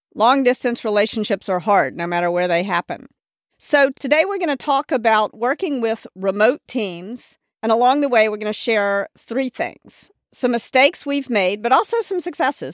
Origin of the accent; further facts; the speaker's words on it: Memphis, Tennessee, United States; moved away; also born or lived in New York; I was raised in the South